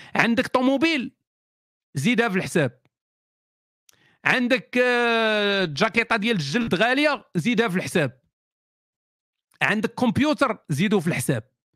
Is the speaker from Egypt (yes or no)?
no; Morocco; وحنا مغاربه